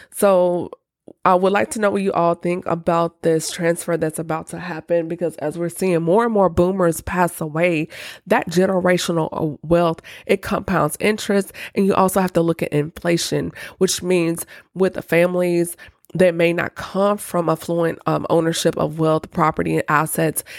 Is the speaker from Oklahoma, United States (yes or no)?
no; Nashville, Tennessee, United States; my hometown, Nashville, Tennessee